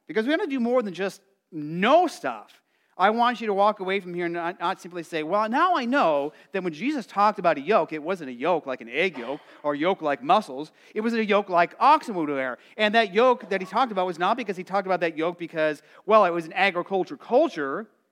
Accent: Arizona, United States; growing up in Arizona, it felt like you were in an oven

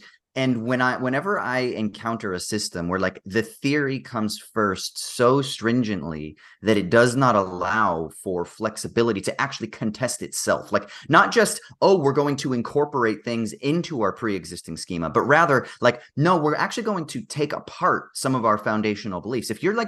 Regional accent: California, United States; growing up in the United States, even though I'm from California, which is, pretty relatively progressive compared to the rest of the country

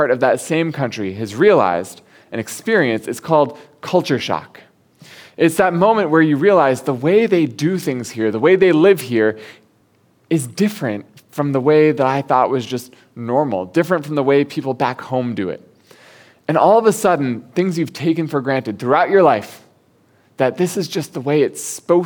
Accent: United States; moved away as an adult; now in Hong Kong; growing up in the States, at least in the part of the States where I grew up

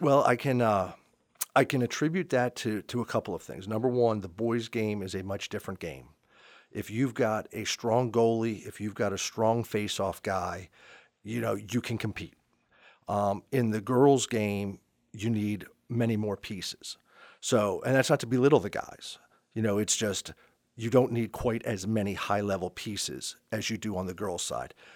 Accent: Montgomery Village, Maryland, United States; moved away as an adult; also born or lived in Anne Arundel County, Maryland / Gaithersburg, Maryland; now in Frederick County, United States; I grew up in Montgomery Village

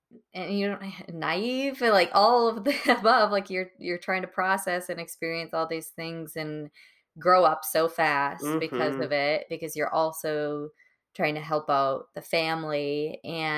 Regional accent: Wisconsin, United States; also born or lived in Florida, United States; Being from a small town in Wisconsin. I was born in Florida and then moved kind of all over the place.

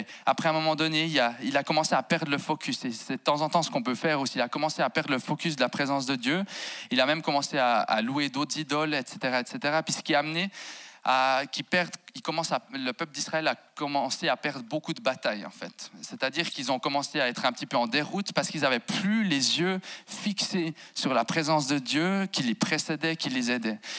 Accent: Jura bernois, Switzerland; moved away as an adult; now in Fribourg, Switzerland; J'ai grandi en fait à sansbeau val qui à mon humble avis, si on devait mettre une capitale au Jura bernois, on la poserait à Sansbeau

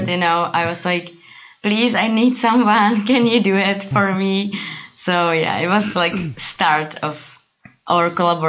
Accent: Pilsen, Plzeň Region, Czechia; also born or lived in Prague; I'm from Czech Republic, from Pilsen. It's yeah. like a city of beer.

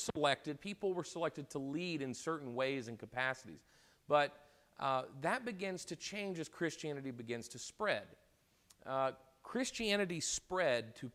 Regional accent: United States; I'm an American.

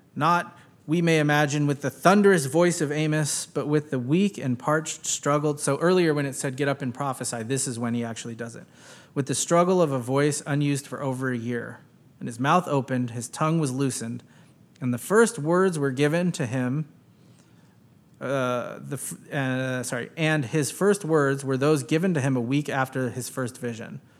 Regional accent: United States; growing up in American public schools

